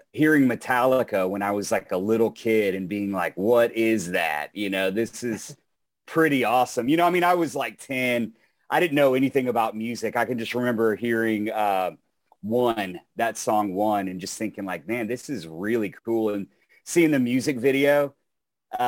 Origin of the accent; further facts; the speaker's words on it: Texas, United States; I'm from Texas